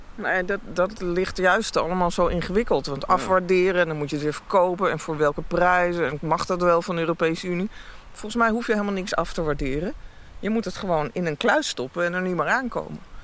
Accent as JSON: {"language": "Dutch", "town": "Heemstede", "region": "North Holland", "country": "Netherlands", "tie": "born or raised there", "also_born_or_lived": "Amsterdam", "moved": "yes", "lives_now": "Friesland, Netherlands", "said": "Ik ben in Amsterdam geboren en opgegroeid in Heemstede bij Haarlem"}